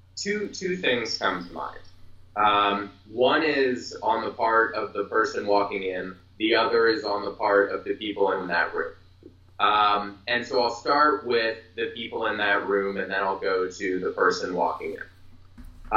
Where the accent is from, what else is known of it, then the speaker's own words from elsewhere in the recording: Philadelphia, Pennsylvania, United States; I'm from Philadelphia